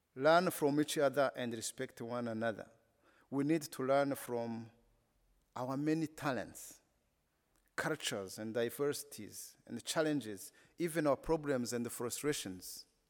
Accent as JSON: {"language": "English", "country": "Rwanda", "second_language": "English", "said": "I come from Rwanda, a country that has been only known because of the genocide"}